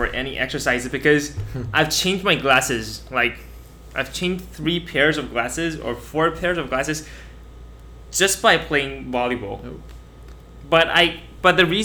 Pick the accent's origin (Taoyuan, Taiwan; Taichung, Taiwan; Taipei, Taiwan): Taoyuan, Taiwan; Pingzhen; now in Zhongli, Taiwan; I came from Pingzhen. But, and I moved to Zhongli